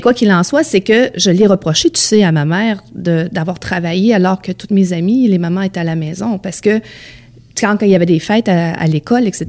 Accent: Beauce, Quebec, Canada; j'ai grandi dans la Beauce

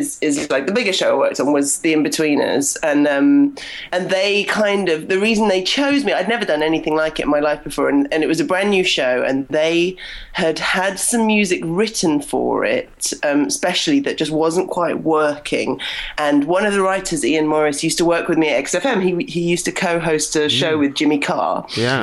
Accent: United Kingdom; moved away as an adult; now in Toronto, Canada; I'm British

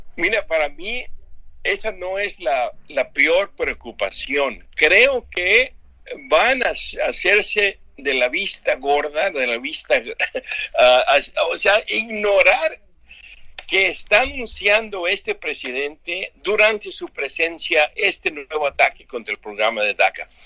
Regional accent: Mexico City, Mexico; moved away; also born or lived in California; yo soy de Tacubaya, la colonia Escandón

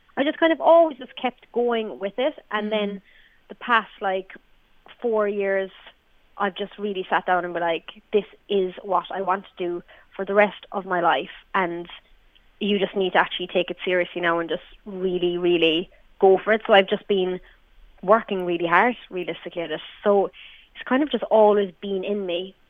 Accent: Ireland; We're we're Irish female artists

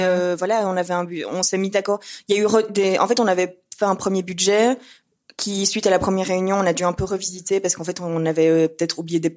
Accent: Brussels, Brussels-Capital Region, Belgium; on est de Bruxelles

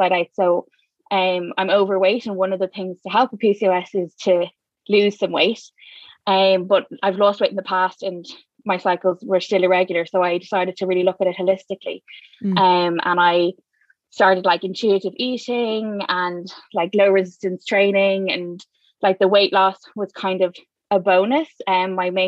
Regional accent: Dublin, Leinster, Ireland; I am from South County, Dublin, born and raised, live here still

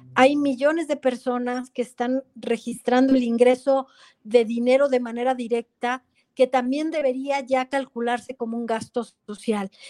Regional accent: Mexico

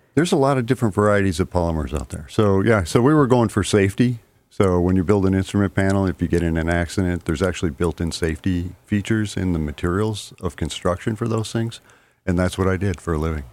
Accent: Liverpool, New York, United States; moved away as an adult; also born or lived in San Francisco Bay Area, California; now in Mystic, United States; I grew up in Liverpool outside of Syracuse

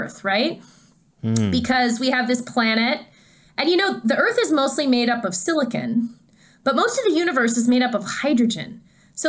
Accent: Canada; I'm Canadian.

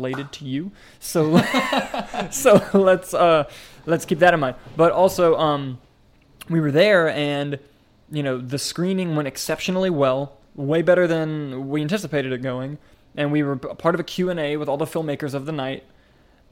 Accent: Inverness, Florida, United States; That is in Citrus County, where I went to high school

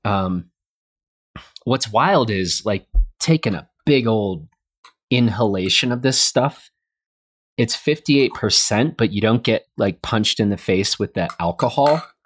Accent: United States; I'm an American

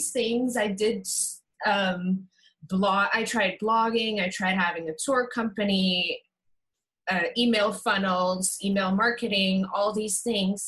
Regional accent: Curaçao; I am from Curacao.

